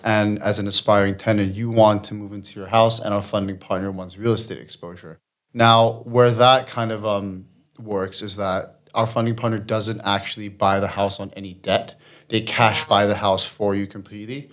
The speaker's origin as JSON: {"language": "English", "country": "Singapore", "moved": "as an adult", "lives_now": "England, United Kingdom", "said": "I'm from Singapore originally, but I've been in England for about nine years now"}